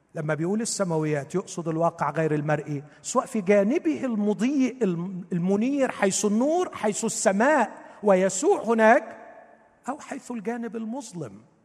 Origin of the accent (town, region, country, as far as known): Egypt